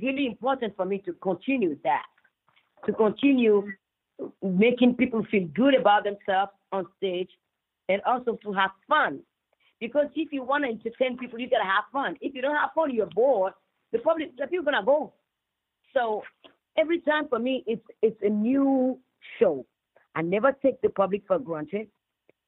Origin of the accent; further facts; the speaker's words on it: Benin; moved away; I come from Benin